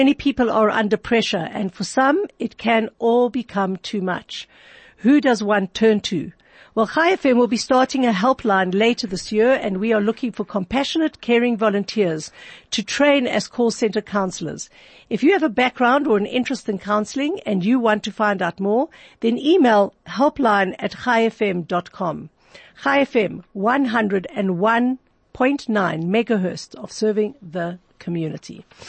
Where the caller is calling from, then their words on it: Johannesburg, Gauteng, South Africa; I know I'm talking from Johannesburg, South Africa